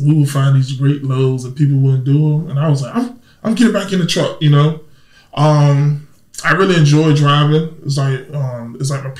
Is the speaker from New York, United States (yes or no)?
no; Norfolk, Virginia, United States; accent: little country twang; I'm from Norfolk, and here we don't say Norfolk with an O, we put an A on it.